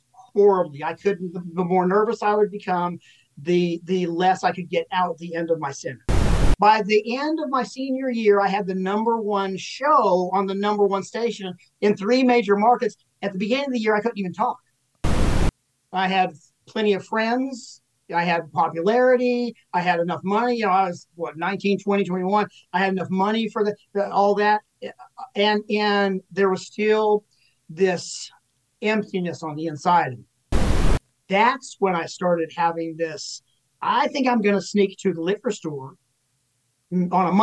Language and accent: English; Little Rock, Arkansas, United States; also born or lived in Dallas, Texas; now in Ventura, United States; I was born there, and then immediately my parents shifted to Little Rock, Arkansas